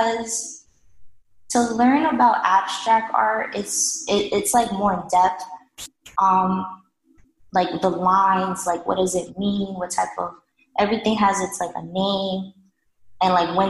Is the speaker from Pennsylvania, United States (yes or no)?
no; New York City, New York, United States; also born or lived in Washington Heights, Manhattan; my mother decided to move to Staten Island